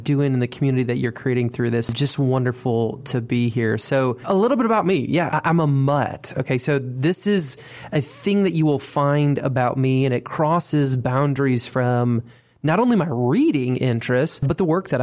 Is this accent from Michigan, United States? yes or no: yes; Monroe, Southeast Michigan, United States; Lazy Boy is my hometown in Southeast Michigan